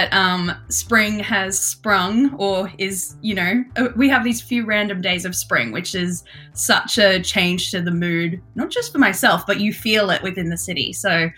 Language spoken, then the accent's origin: English; Brisbane, Queensland, Australia; moved away as an adult; now in New York City, United States; I'm from Brisbane in Queensland.